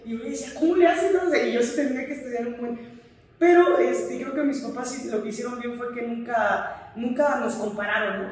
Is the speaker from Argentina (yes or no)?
no; Mexico; moved away as an adult; also born or lived in Finland / United States; como mexicanos tenemos grandes cualidades